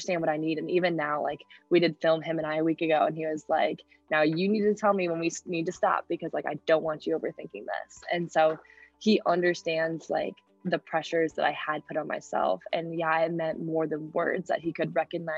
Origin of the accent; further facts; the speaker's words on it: St. Louis, Missouri, United States; moved away as an adult; now in Iowa City, United States; I'm from St. Louis